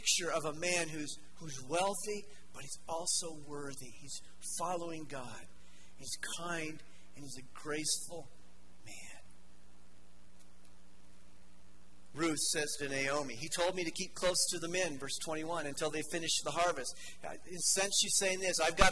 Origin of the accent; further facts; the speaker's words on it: Denver, Colorado, United States; I grew up in Denver